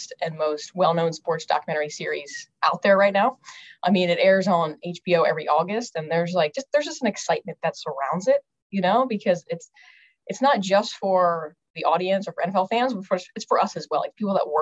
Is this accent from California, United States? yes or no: no; outside Philadelphia, Pennsylvania, United States; I grew up right outside of Philly